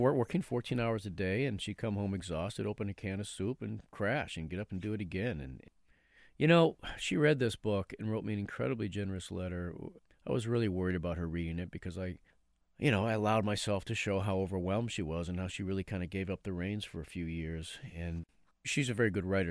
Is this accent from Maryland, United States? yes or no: no; Haverhill, Massachusetts, United States; we grew up in Haverhill